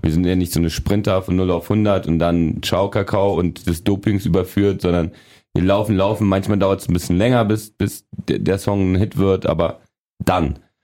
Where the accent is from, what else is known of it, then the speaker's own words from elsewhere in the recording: Berlin, Germany; also born or lived in a communist dictatorship (unnamed country); bin mit sechseinhalb nach West-Berlin damals gekommen